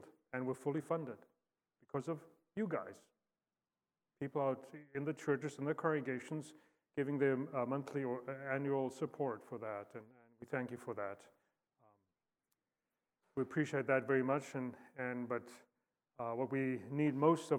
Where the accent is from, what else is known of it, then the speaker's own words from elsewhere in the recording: South Africa; moved away as an adult; also born or lived in Fort Wayne, Indiana / Star Valley, Wyoming; born and raised in South Africa